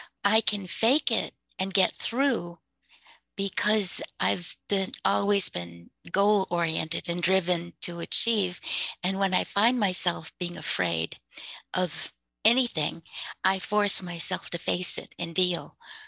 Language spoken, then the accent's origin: English; United States; I am Native American, so we have a different perspective.